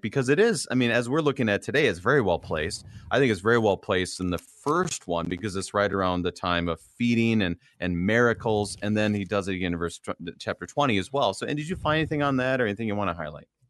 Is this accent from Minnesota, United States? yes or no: yes; Minnesota, United States; a Minnesotan like me